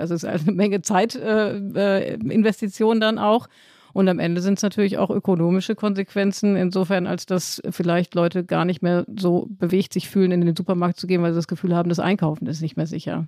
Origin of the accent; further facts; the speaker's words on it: Hamm, North Rhine-Westphalia, Germany; in meiner Heimatstadt Hamm